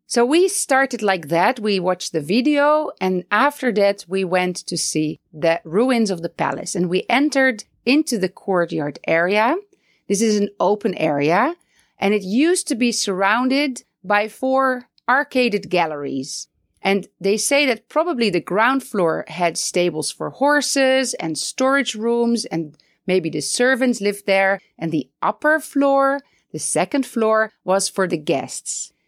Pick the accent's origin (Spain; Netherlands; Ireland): Netherlands; moved away as an adult; also born or lived in Palestine; now in Beit Safafa, Palestine; I am originally from the Netherlands